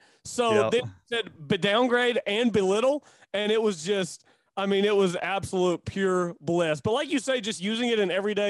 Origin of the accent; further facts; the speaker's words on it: Chickasha, Oklahoma, United States; accent: good old boy; I'm from Chickasha, so I got a little bit of the good old boy in my voice.